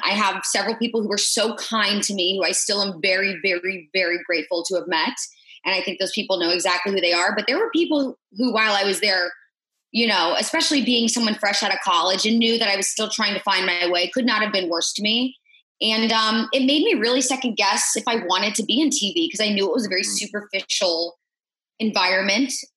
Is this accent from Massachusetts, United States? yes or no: no; Indianapolis, Indiana, United States; moved away as an adult; also born or lived in Huntington / Kansas City; my hometown of Indianapolis